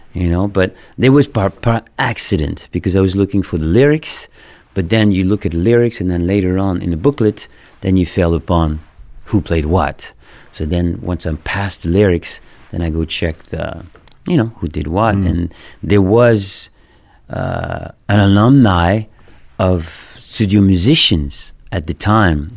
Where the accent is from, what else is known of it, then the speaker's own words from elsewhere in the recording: Paris, Île-de-France, France; English is a second language; moved away; I grew up in France, Paris